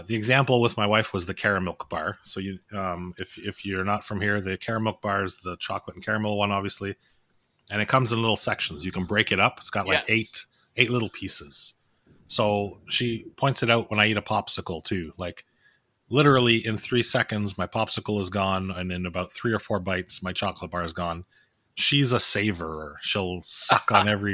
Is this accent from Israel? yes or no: no; Montreal, Quebec, Canada; now in Ontario, Canada; Where I grew up in Quebec